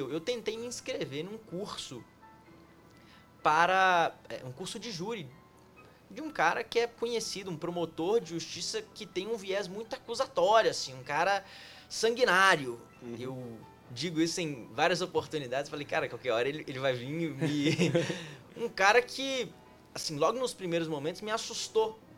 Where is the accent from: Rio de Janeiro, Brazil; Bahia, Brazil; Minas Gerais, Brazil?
Minas Gerais, Brazil; Montes Claros; also born or lived in São José do Rio Preto / São Paulo / Curitiba; now in Brasília, Brazil; Ela começa em Minas Gerais, Montes Claros, minha cidade natal.